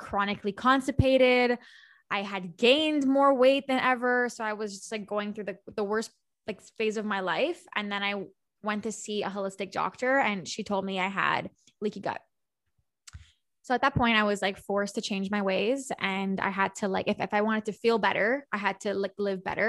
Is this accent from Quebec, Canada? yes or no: yes; Montreal, Quebec, Canada; I'm from Montreal